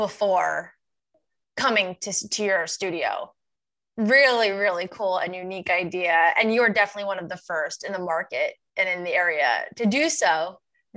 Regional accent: Long Island, New York, United States; accent: thick Long Island; moved away as an adult; also born or lived in Troy, New York / Clifton Park, New York; now in Saratoga, United States; I'm from Long Island.

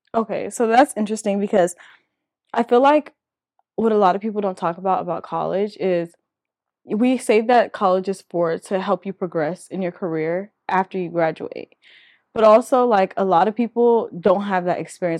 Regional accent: California, United States; moved away as an adult; also born or lived in Louisiana, United States; now in Dallas, United States; where I grew up in California

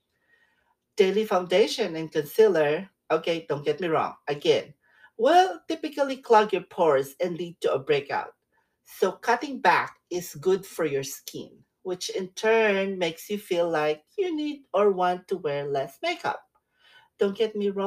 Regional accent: Philippines; now in California, United States; When I was growing up in the Philippines

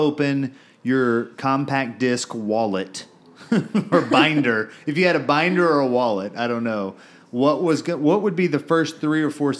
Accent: Bryan, Texas, United States; So, I'm from Bryan, same years.

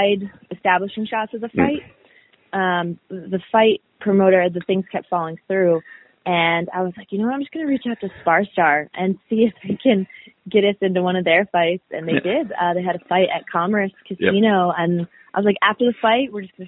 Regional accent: Delaware, United States; I grew up in Delaware

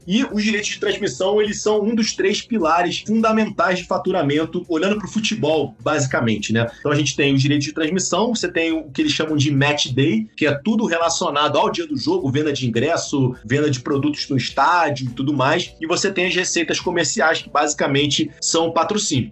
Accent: Rio de Janeiro, Brazil; eu sou carioca

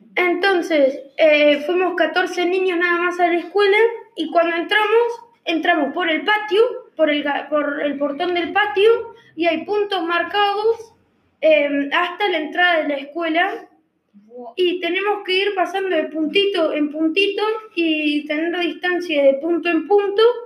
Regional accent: Uruguay; yo soy uruguayo

